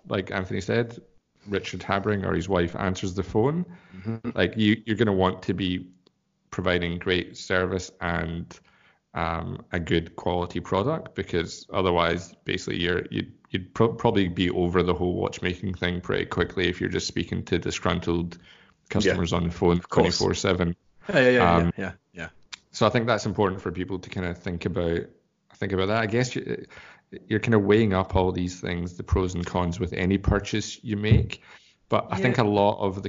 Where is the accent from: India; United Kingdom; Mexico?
United Kingdom; Scotland; now in Australia; why do you think I left Scotland? I'm an Australian now.